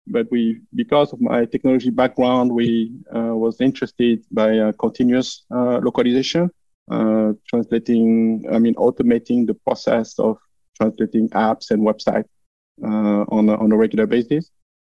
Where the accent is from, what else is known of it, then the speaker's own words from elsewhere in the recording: France; English is a second language; moved away as an adult; now in Florida, United States; I live in Florida here. I grew up in France, as probably my accent makes obvious.